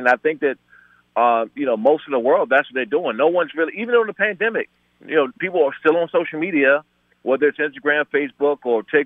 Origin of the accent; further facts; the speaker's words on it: Prince George's County, Maryland, United States; I grew up in PG County, in Maryland